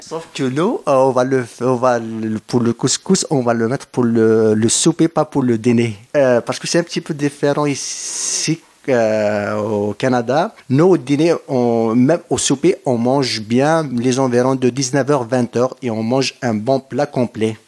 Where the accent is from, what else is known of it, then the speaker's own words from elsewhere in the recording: Kabylie, Algeria; moved away; je suis algérien